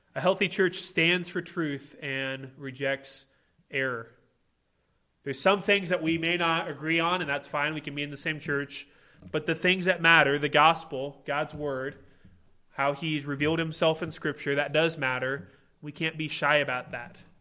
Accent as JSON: {"language": "English", "region": "Illinois", "country": "United States", "tie": "born or raised there", "moved": "yes", "said": "I grew up in Illinois"}